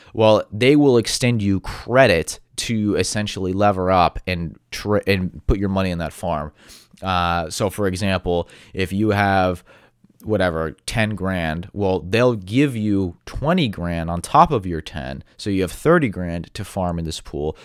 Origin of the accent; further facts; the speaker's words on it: United States; being an American